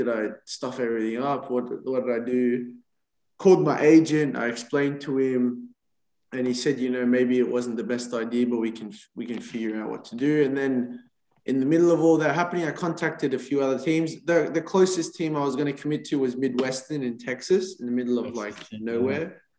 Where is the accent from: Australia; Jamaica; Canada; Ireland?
Australia; I'm like, mate, I'm from Australia. I'm a student. I'm just trying to get home.